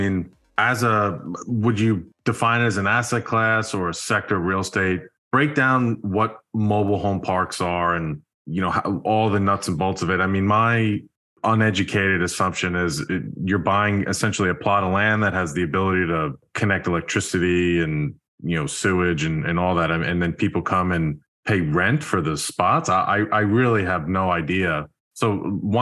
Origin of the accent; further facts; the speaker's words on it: New York, United States; I'm from New York.